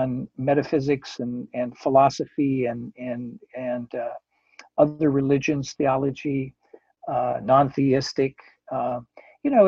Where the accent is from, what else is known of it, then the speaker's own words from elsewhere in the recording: North Dakota, United States; I was born and raised in North Dakota in a town of about 75 people.